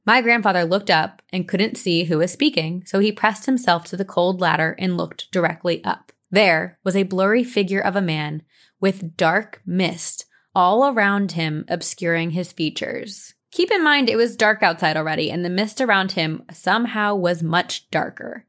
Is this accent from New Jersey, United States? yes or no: yes; New Jersey, United States; I grew up in Jersey